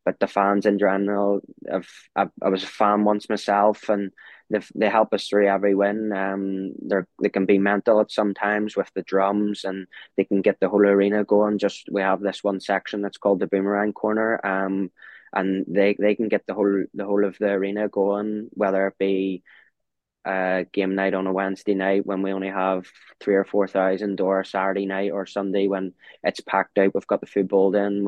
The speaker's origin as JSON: {"language": "English", "town": "Belfast", "region": "Northern Ireland", "country": "United Kingdom", "tie": "born or raised there", "said": "my hometown team"}